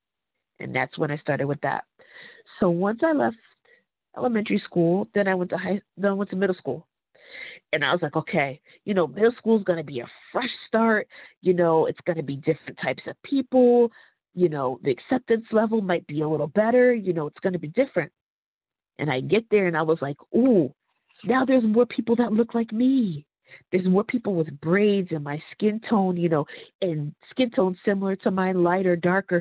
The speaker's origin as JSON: {"language": "English", "town": "Fairview", "country": "United States", "moved": "yes", "said": "I am coming from Fairview."}